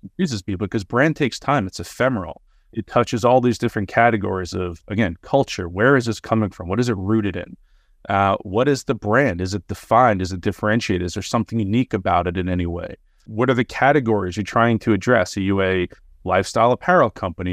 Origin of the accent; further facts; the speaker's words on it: New York, United States; moved away as an adult; now in Los Angeles, United States; Sands Lane happens to be the, the cross street of where I grew up